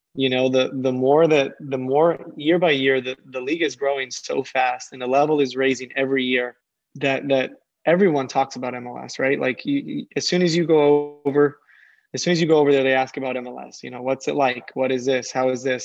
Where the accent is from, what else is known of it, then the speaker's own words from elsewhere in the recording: San Diego, California, United States; I'm from San Diego